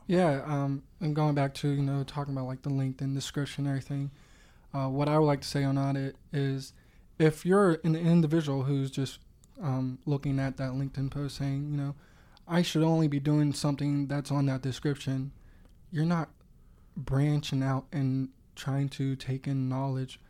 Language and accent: English; Swissvale, Pennsylvania, United States; I'm originally from Swissville, not too far from, uh, Mass Solutions headquarters